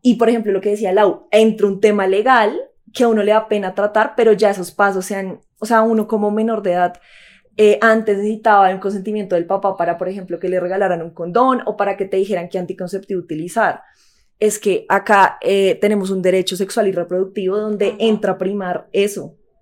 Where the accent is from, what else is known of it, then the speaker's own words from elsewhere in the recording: Colombia; como colombianos sabemos